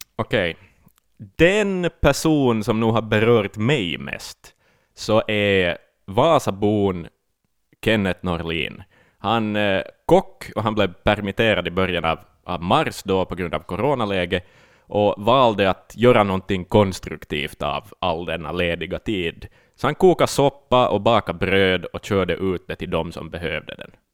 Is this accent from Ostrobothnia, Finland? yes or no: yes; Ostrobothnia, Finland; som österbottning